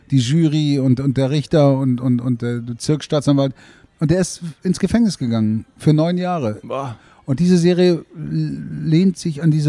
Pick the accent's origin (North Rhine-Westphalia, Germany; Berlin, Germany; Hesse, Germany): Berlin, Germany; ich bin ja aus Berlin und ich wurde aus Berlin nach Hamburg geholt.